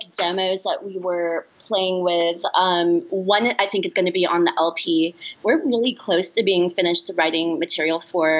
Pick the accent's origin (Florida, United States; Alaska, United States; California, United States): California, United States; Los Angeles; And I'm from here